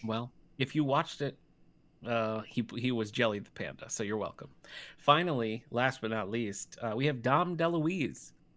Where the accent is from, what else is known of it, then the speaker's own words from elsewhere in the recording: Battle Creek, Michigan, United States; moved away; I'm originally from Battle Creek, Michigan